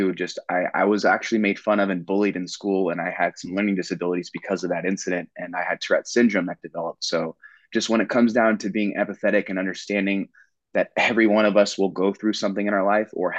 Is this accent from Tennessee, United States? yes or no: no; Southern California, United States; I grew up in Southern California